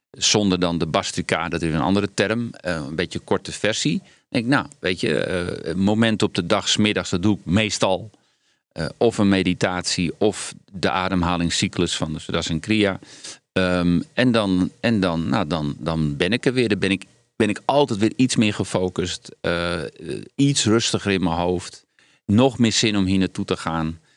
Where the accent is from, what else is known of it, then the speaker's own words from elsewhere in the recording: Netherlands; Ik ga niet als een Hollander commentaar geven.